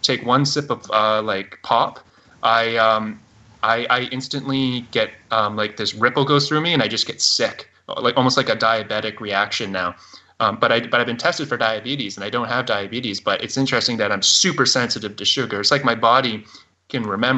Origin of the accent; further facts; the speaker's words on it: Canada; I am a Canadian